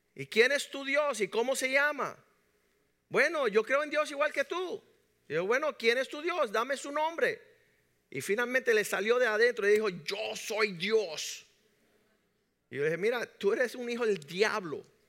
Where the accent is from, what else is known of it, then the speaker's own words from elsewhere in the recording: Cuba; nosotros que somos cubanos y latinos